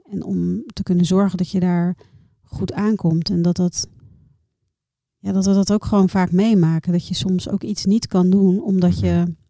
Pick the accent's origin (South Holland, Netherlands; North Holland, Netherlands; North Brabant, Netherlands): South Holland, Netherlands; Noordwijk; also born or lived in Rotterdam; Heel lang in Rotterdam gewoond, opgegroeid in Noordwijk.